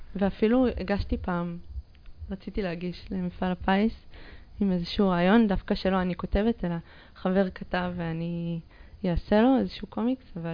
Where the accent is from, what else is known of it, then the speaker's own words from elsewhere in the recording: Jerusalem, Jerusalem District, Israel; שגדלתי בה, אני מאוד ירושלמית, כאילו, ב... אני נולדתי שם, אני למדתי שם